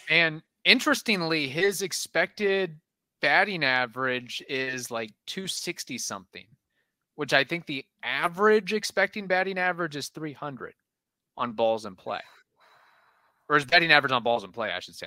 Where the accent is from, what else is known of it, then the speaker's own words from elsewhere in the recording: Midwest, United States; I'm a gringo from the Midwest.